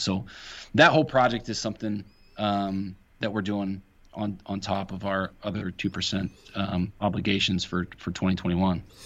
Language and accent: English; Ohio, United States